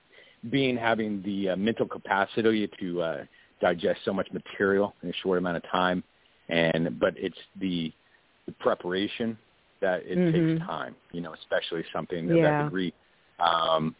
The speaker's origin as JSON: {"language": "English", "region": "Texas", "country": "United States", "said": "being a Texan, it's something I was surrounded by and grew up around"}